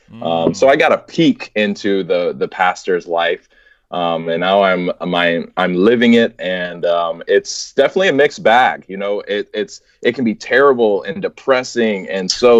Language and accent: English; Alabama, United States; moved away as an adult; also born or lived in Texas; now in Oklahoma, United States; I am from Alabama